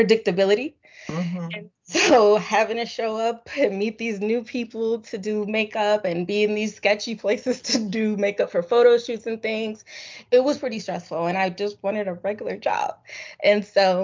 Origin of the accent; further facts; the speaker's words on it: Springfield, Massachusetts, United States; moved away as an adult; also born or lived in Philadelphia; I'm from Springfield, Massachusetts